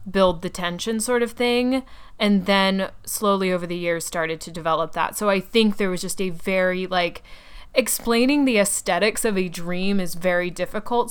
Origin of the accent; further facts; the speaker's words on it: Atlanta, Georgia, United States; now in New York City, United States; I grew up in Atlanta